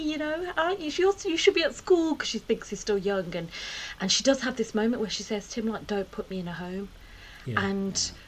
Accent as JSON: {"language": "English", "town": "Birmingham", "region": "West Midlands", "country": "United Kingdom", "tie": "born or raised there"}